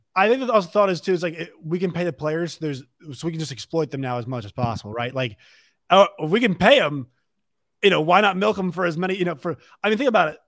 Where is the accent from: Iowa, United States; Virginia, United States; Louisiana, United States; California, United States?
Virginia, United States; I'm from Virginia.